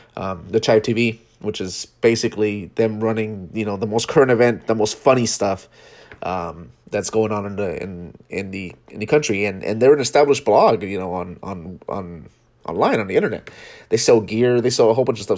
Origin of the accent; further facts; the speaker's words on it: West Coast, United States; we are from the West Coast, primarily